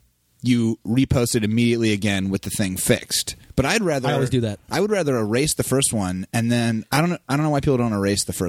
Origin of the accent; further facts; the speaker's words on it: Ohio, United States; I am from Ohio